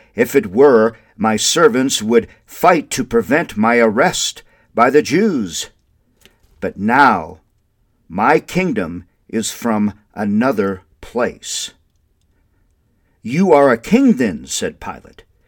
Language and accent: English; Windom, Minnesota, United States; now in Albuquerque, United States; Wyndham, Minnesota is my hometown, which I love dearly